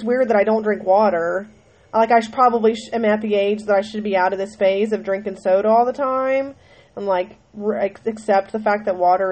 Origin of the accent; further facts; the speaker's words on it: Ohio, United States; I'm from Ohio